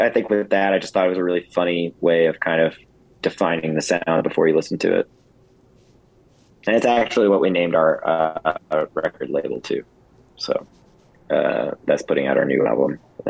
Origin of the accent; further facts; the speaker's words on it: Fort Worth, Texas, United States; also born or lived in Dallas; I am from Fort Worth, which is called Cowtown.